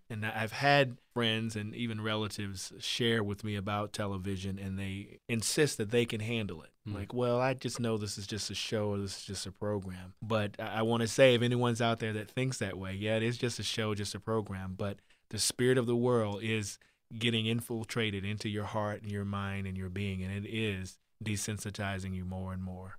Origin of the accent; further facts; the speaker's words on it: Virginia, United States; I grew up in Virginia on the farm